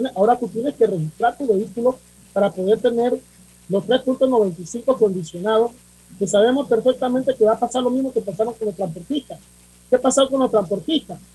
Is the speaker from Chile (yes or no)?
no; Panama; como panameños